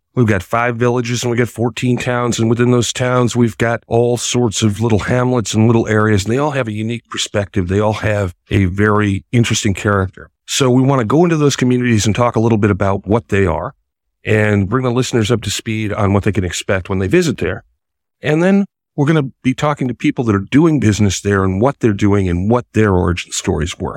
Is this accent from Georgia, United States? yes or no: no; Greene County, New York, United States; born or raised there